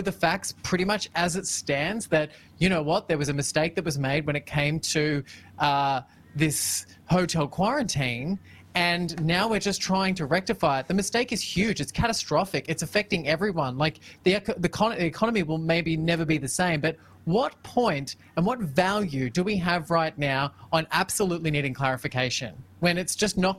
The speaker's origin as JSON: {"language": "English", "region": "Victoria", "country": "Australia", "said": "what we're trying to all do as a Victorian, as an Australian"}